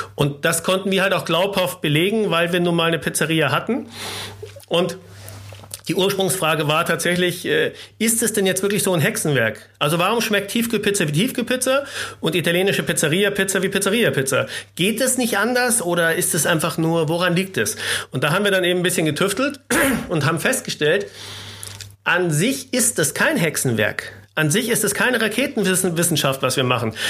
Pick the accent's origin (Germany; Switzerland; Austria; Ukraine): Germany; Munich, Bavaria; moved away as an adult; also born or lived in Passau; now in Hamburg, Germany; ich bin Münchner eigentlich Gebürtige, genauso wie Christoph, der die Firma gegründet hat. Und wir sind Schulfreunde seit der ersten Klasse.